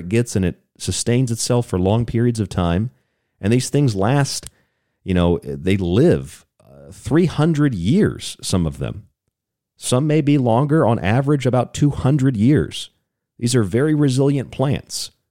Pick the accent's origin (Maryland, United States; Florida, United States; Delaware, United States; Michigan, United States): Florida, United States; St. Petersburg; I grew up in Florida, and I had probably a dozen or so experiences with hurricanes. And, you know, the rest of the country watches as these hurricanes strike Florida. That's where I was in St. Petersburg, Florida